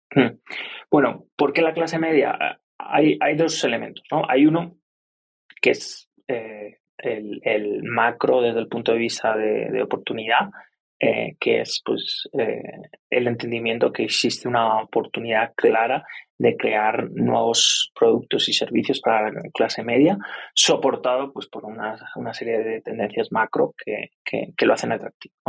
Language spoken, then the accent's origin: Spanish; Spain; moved away as an adult; now in Colombia; yo soy español